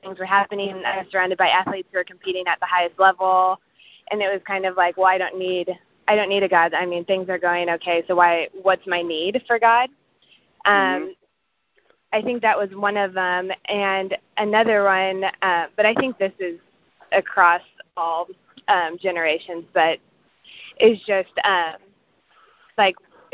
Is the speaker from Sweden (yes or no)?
no; Kansas City, United States; I'm from Kansas City, like Paul said. I work at a children's hospital right now in Kansas City